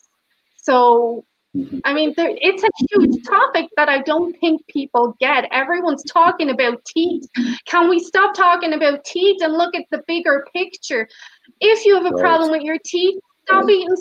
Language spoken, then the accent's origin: English; Ireland; moved away; My home country, Ireland